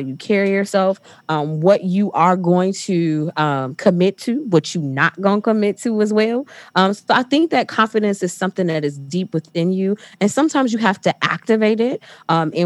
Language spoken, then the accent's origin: English; Detroit, Michigan, United States; I am from Detroit. Probably should share that, but I'm from Detroit. So I went to one of the big three.